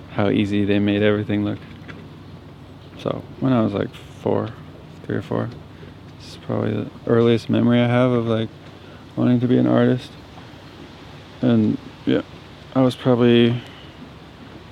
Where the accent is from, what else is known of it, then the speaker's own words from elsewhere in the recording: Santa Cruz, California, United States; I grew up in Santa Cruz, California, about 4 blocks from the beach